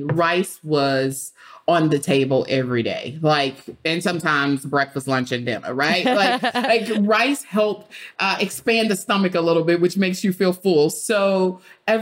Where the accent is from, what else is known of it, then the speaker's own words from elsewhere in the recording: Beaumont, Texas, United States; I grew up in Beaumont, Texas, and in Beaumont, we have rice fields.